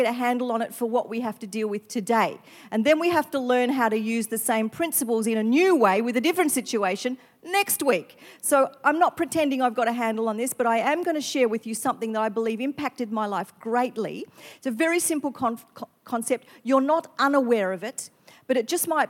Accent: country western Victoria, Australia; now in Queensland, Australia; I grew up in Victoria, country western Victoria.

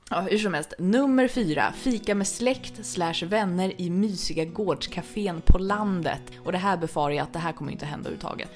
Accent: Stockholm, Stockholm County, Sweden; jag var stockholmare

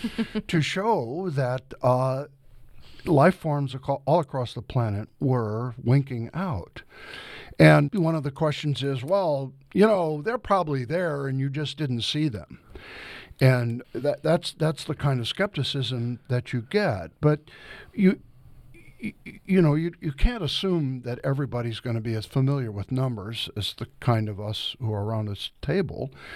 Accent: Tiffin, Ohio, United States; now in Georgia, United States; here in Ohio, where I was growing up in Tiffin and near Lake Erie

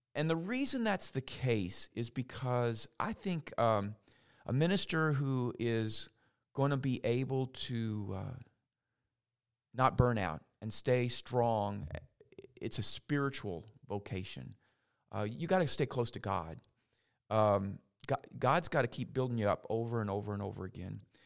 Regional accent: St. Matthews, Kentucky, United States; moved away as an adult; now in LaGrange, United States; I grew up actually in St. Matthews, Kentucky, but I kind of feel like I'm from LaGrange now after 22 years.

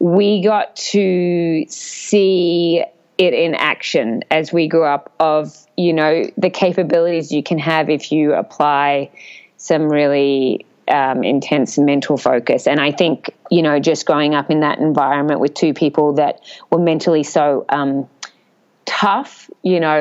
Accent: Australia; as third Australian girl. And, you know, we come from a pretty flat country

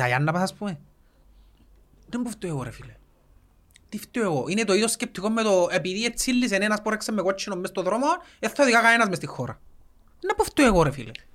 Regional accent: Cyprus; Εμείς οι Κυπρέοι

